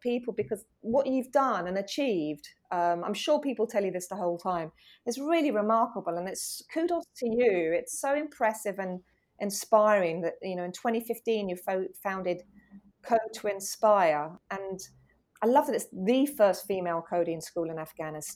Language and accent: English; England, United Kingdom; also born or lived in New York; I'm English.